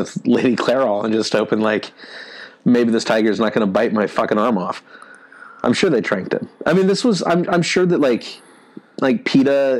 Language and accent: English; Quincy, California, United States; born or raised there; moved away